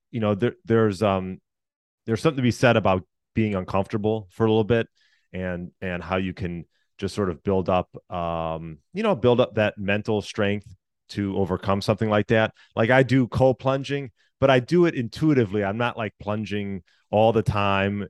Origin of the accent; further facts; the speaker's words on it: Chicago, Illinois, United States; also born or lived in Deerfield, Illinois; I was born outside Chicago, uh, yeah, just, just outside Chicago, Illinois